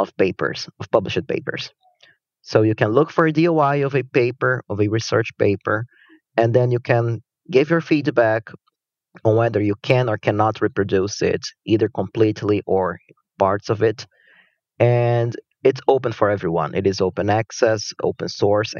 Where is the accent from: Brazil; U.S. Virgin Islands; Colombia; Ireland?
Brazil; moved away as an adult; now in Kyoto, Japan; I'm originally from Brazil, but I live in Japan now. Actually, I've been in Japan since I started my undergrad studies